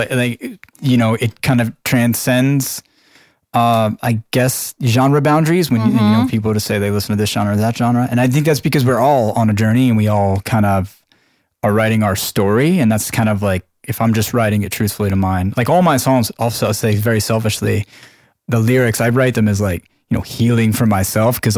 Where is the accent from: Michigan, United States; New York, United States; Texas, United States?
New York, United States; Long Island; I'm from Long Island